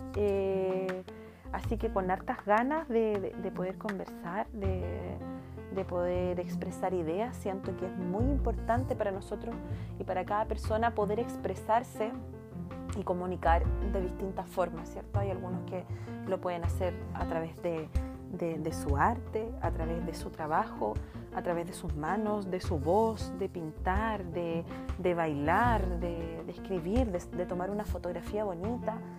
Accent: Puerto Varas, Los Lagos, Chile; soy de Puerto Varas, tengo 32 años recién cumplidos

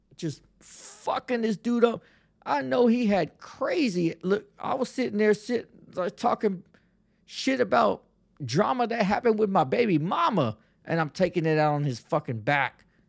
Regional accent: Texas, United States; I'm from the South South. I'm from Texas.

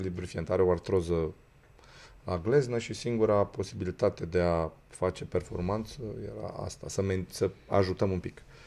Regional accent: Romania; noi ca români

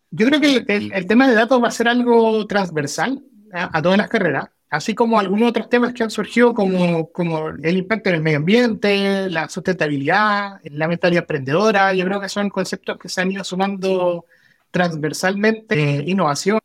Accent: El Salvador, Atacama, Chile; Yo nací en El Salvador, en el campamento de Codelco

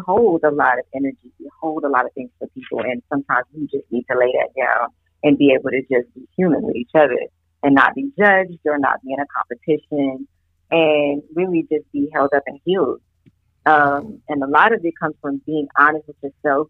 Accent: California, United States; moved away as an adult; now in Philadelphia, United States; I'm from the West Coast and East Coast

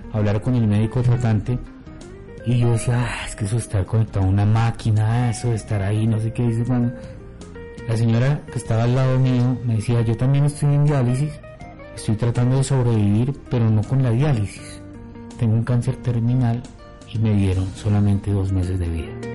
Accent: Bogotá, Colombia; Yo soy de Bogotá

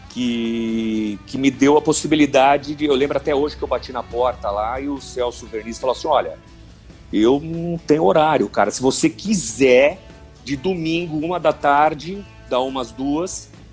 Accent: São Paulo, Brazil; also born or lived in Araraquara / Itanhaém; eu sou de São Paulo, né, natural de São Paulo

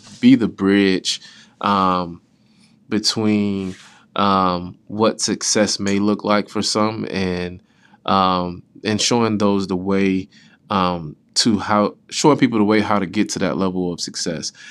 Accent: West Palm Beach, Florida, United States; moved away as an adult; now in Topeka, United States; where I'm from, I am from West Palm Beach, Florida

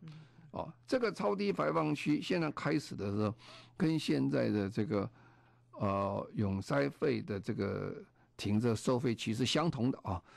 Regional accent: Taiwan; moved away as an adult; now in London, United Kingdom; 我记得在一九九三年，我刚从啊台湾搬到啊伦敦工作的时候，那个时候台湾刚好还是很污染很严重了。

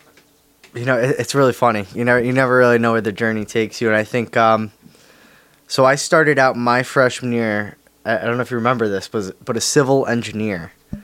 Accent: Berlin, Connecticut, United States; I'm originally from Berlin, Connecticut. Still live in Berlin, Connecticut.

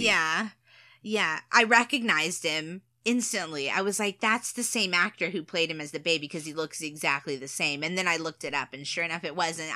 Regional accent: United States; being American

